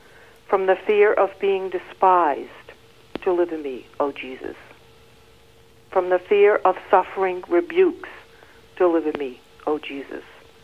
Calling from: Worcester, Massachusetts, United States; Worcester, Massachusetts.

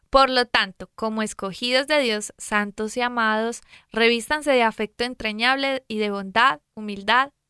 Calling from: Mexico City, Mexico; de la Ciudad de México. Les mando muchos saludos

